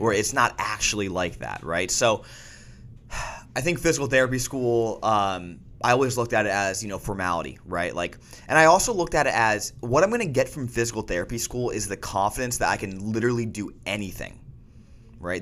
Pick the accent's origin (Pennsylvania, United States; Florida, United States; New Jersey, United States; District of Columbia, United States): Pennsylvania, United States; Wilkes-Barre; moved away; my first rotation was up in my hometown in Wilkes-Barre, Scranton area.